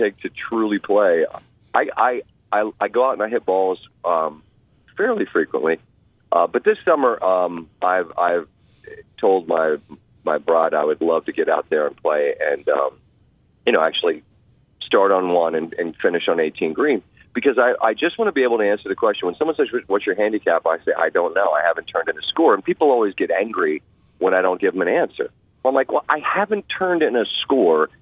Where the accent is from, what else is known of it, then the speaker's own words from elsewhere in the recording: Montgomery County, Maryland, United States; moved away as an adult; I grew up playing in Montgomery County, Maryland, out by where I lived